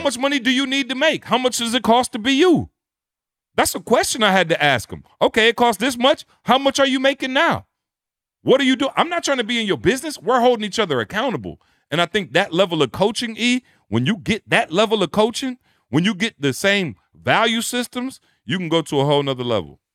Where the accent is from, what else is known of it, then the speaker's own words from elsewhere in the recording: Detroit, Michigan, United States; also born or lived in Lansing, Michigan; I come from Detroit, Michigan, Lansing, Michigan